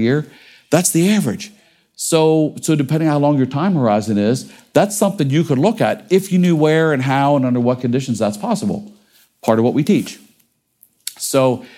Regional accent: Cincinnati, Ohio, United States; I grew up in Cincinnati, Ohio

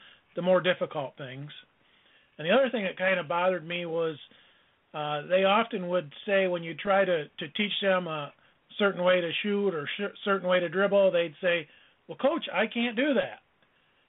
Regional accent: Allegan, Michigan, United States; I enjoyed a career as a basketball coach in my hometown of Allegan, Michigan

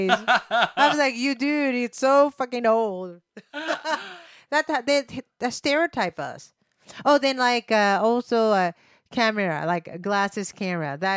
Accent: Japan; English is a second language; moved away

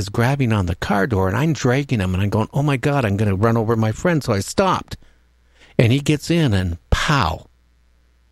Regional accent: United States; we're from the States

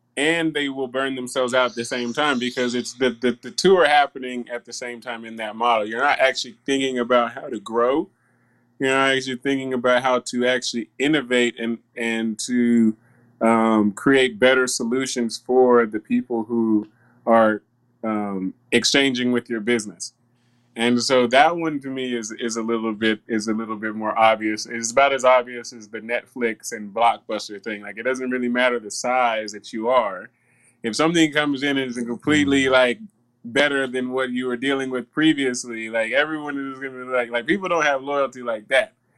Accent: the South, United States; I grew up in the South

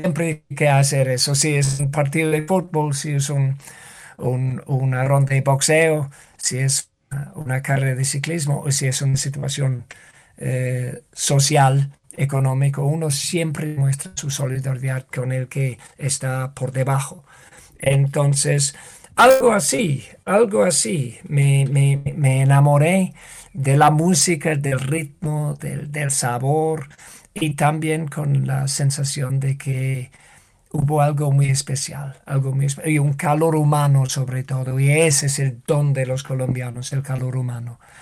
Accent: United Kingdom; Spanish is a second language; moved away; en mi país

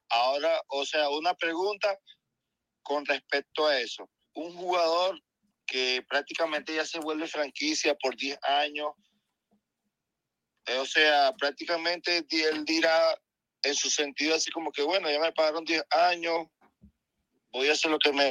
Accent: Venezuela; now in Chile; soy un venezolano, pero estoy aquí en Chile.

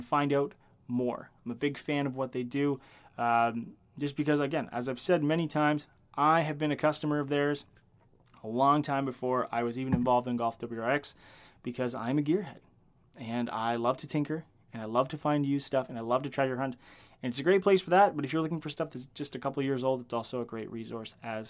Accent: Canada; I am Canadian

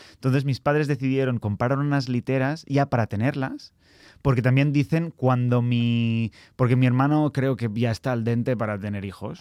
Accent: Barcelona, Catalonia, Spain; accent: Catalan; moved away as an adult; now in London, United Kingdom; nací en Barcelona eh, y hace seis años decidí mudarme a Londres

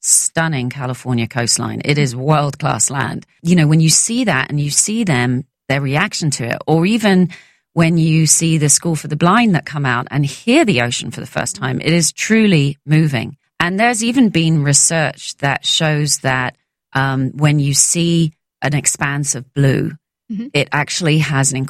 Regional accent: London, United Kingdom; growing up in London

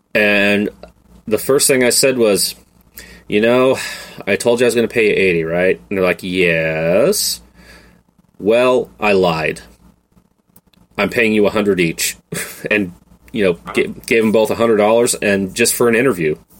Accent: the Northwest, Pacific Northwest, United States; I am from the Northwest

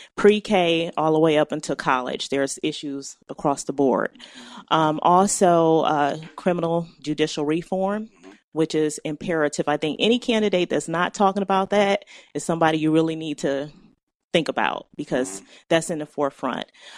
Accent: Cleveland, Ohio, United States; I've been an Ohioan all my life. Went to Cleveland Public Schools

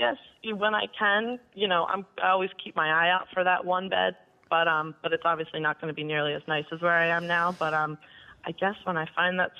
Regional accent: Philadelphia, Pennsylvania, United States; now in Boston, United States; I'm actually also from Philly, but I moved up here

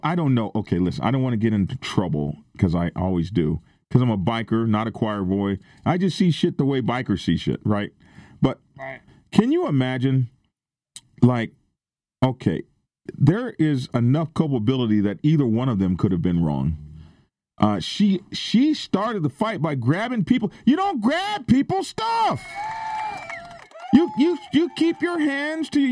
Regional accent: the South, United States; where I come from, okay, I'm from the South

